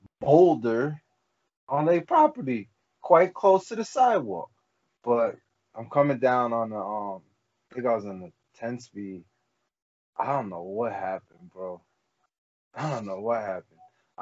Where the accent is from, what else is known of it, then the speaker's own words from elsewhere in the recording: Morristown, United States; when I was growing up in Morristown.